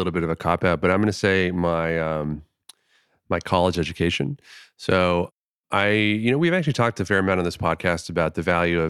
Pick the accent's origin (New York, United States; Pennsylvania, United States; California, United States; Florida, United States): Florida, United States; But in my specific case, I grew up in Florida.